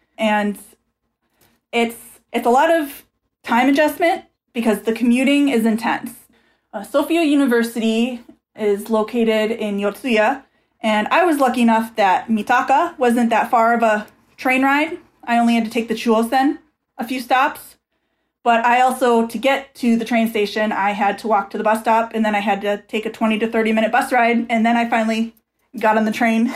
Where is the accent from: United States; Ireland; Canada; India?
United States; Minnesota; I'm from Minnesota